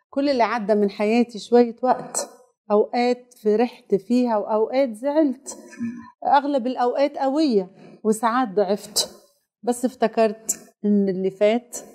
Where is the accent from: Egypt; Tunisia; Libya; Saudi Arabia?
Tunisia; يعني بلادي تونس وبلادي السعوديه وبلادي المغرب وبلادي قطر مشاركين في في كاس العالم